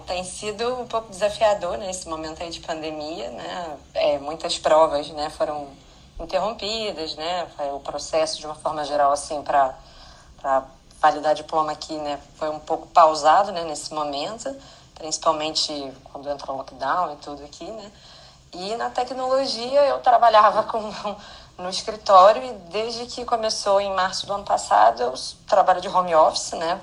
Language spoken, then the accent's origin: Portuguese; Rio de Janeiro, Brazil; moved away as an adult; now in Ireland; Eu sou do Rio, como eu já disse, moro aqui na Irlanda